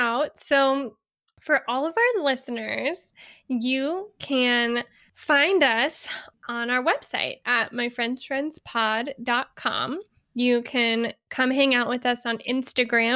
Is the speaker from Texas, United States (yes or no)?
yes; Texas, United States; moved away; also born or lived in California; we have similar family memories with growing up in Texas and then moving away.